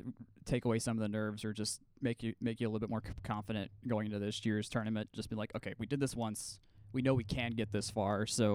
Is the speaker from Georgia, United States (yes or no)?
yes; near Atlanta, Georgia, United States; I grew up 30 minutes from here